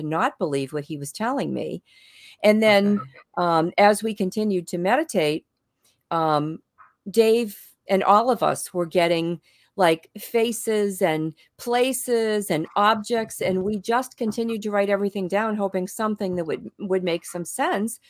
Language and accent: English; Boston, Massachusetts, United States; moved away; I was from Boston